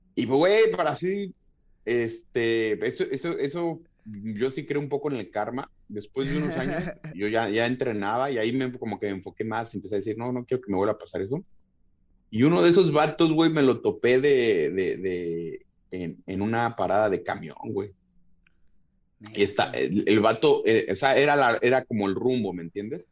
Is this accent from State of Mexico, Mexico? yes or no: yes; Tlalnepantla, State of Mexico, Mexico; yo nací en, en, el Distrito Federal, pero nos fuimos a vivir a, a Tlalnepantla, que es Estado de México